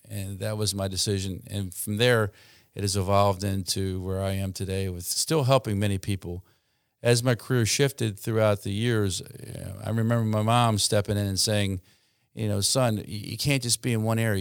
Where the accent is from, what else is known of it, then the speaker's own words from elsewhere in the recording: Baltimore, Maryland, United States; moved away as an adult; now in Salisbury, United States; I trained at University of Maryland in Baltimore, where I grew up